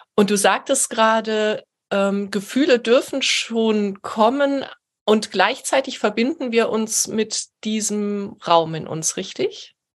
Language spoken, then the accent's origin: German; Heidelberg, Baden-Württemberg, Germany; moved away as an adult; now in Hamburg, Germany; ich lebe in Hamburg und bin ursprünglich eben auch aus Heidelberg